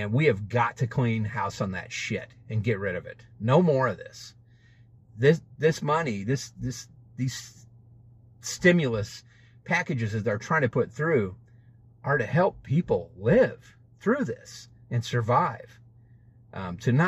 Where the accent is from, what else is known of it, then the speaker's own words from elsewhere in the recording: United States; I'm an American. I'm a United States citizen